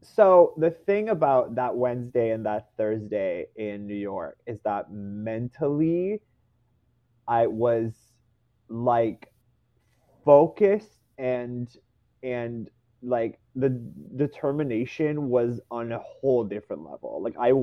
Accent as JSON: {"language": "English", "country": "Canada", "said": "I am one person from Canada."}